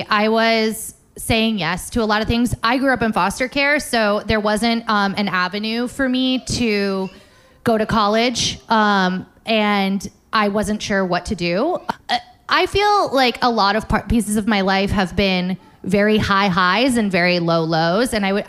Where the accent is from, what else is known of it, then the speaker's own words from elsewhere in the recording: Florida, United States; moved away as an adult; the most important thing about growing up in South Florida that it taught me is to leave. It said, there are no creative jobs here. You have to get out. And I did.